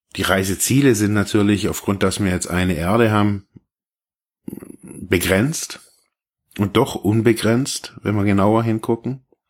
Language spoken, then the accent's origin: German; Germany; also born or lived in Ravensburg; wir so als Deutsche so oder als Westeuropäer